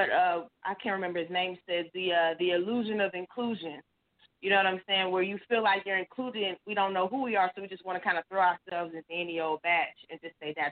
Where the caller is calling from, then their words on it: Houston, Texas, United States; from um, Houston, Texas. I'm just calling from a different number.